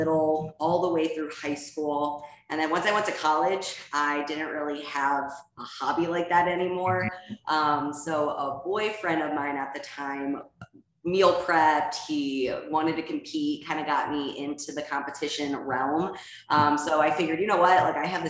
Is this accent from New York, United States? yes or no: no; Ohio, United States; moved away as an adult; now in Scottsdale, United States; I'm originally from Ohio and we moved to Scottsdale, Arizona a couple of years ago during COVID